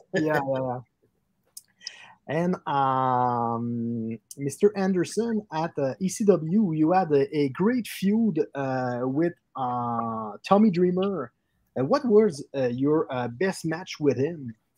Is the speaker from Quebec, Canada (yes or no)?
yes; Quebec City, Quebec, Canada; we are uh, located in Quebec City, Canada